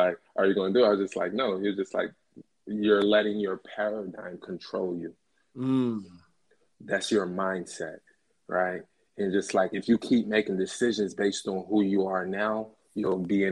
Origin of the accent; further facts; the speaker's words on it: Philadelphia, Pennsylvania, United States; I'm from Philly